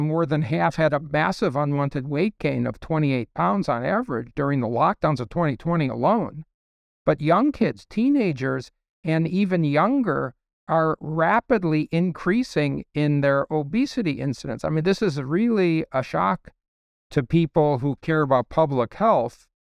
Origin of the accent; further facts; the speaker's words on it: Chicago, Illinois, United States; I was raised in a very, very Democrat Party home, uh, in Ch, I was from Chicago